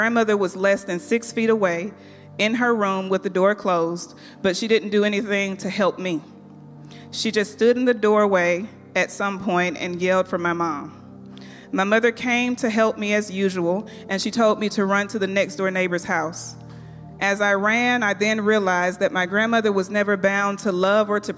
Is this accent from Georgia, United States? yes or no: yes; Athens, Georgia, United States; During my childhood, I grew up in Athens, Georgia, in a two-parent home